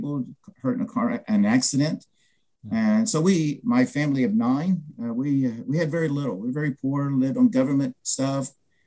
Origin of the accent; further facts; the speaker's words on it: Franklin, Ohio, United States; also born or lived in Albuquerque, New Mexico; I grew up in Franklin, Ohio, which is south of Dayton, Ohio